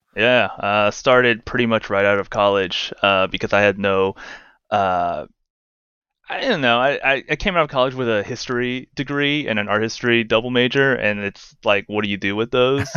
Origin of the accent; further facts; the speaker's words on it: Los Angeles, California, United States; also born or lived in South Korea; I was born in the States